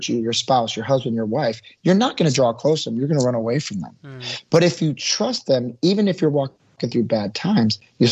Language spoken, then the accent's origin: English; Milwaukee, Wisconsin, United States; I grew up in Milwaukee, Wisconsin